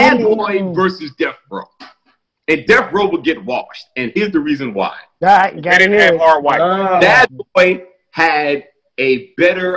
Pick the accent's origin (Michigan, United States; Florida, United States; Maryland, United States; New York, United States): New York, United States; growing up in New York